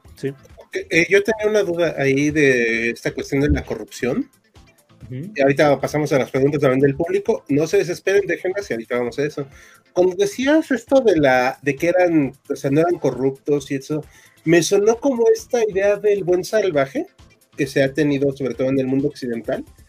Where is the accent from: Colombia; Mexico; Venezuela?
Mexico; Sí, todos somos mexicanos. Este, no, no nos pondremos sombreros, pero somos mexicanos.